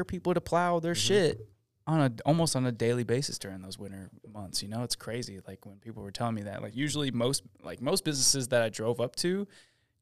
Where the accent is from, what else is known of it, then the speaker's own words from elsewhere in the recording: Syracuse, New York, United States; moved away; I'm from Syracuse